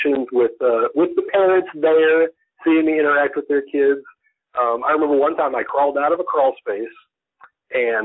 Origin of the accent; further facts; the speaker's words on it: Oklahoma, United States; I grew up in Oklahoma, and I lived on the farm/ranch